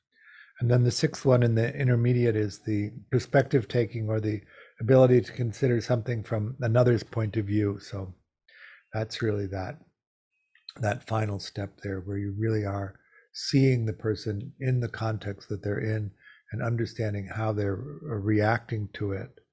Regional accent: Chicago, Illinois, United States; I grew up in Chicago in the 50s.

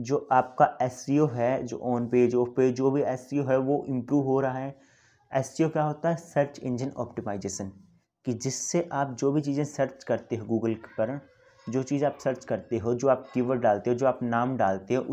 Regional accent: Haryana, India; मैं अपने बारे में बता दूं कि मैं बेसिकली हरियाणा से हूँ

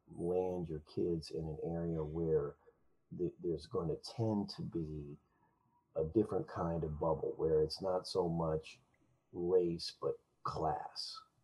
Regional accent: West Virginia, United States; when I was a small kid, I grew up in West Virginia on a farm, and it was an amazing idyllic experience, you know.

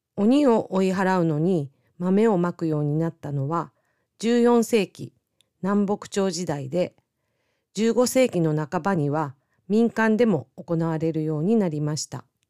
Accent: Miyazaki, Japan; 私の地元の宮崎県もそうでした

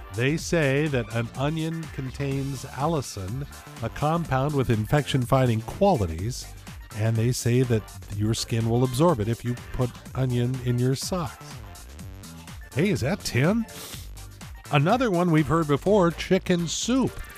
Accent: Los Angeles, California, United States; I grew up in Los Angeles

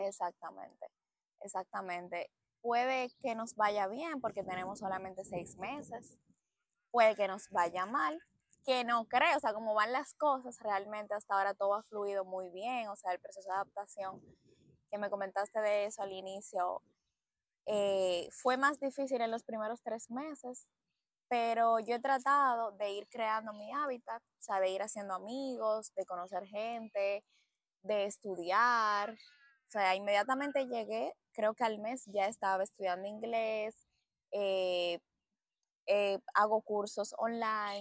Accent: Dominican Republic; moved away as an adult; now in Barcelona, Spain; nosotros como dominicanos

